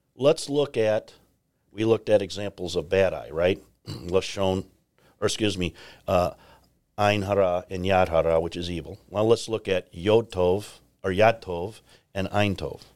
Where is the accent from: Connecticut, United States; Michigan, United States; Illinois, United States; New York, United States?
Illinois, United States; Chicago; I'm from the Chicagoland area and, uh, grew up in the South Side End